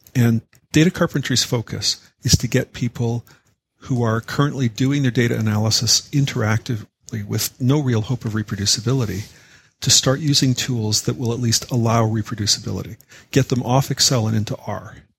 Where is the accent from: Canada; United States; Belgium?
Canada; I'm a Canadian